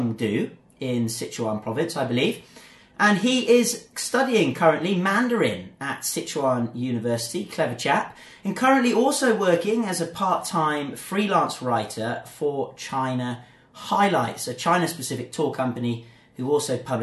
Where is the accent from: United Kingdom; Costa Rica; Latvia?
United Kingdom; England; I'm from England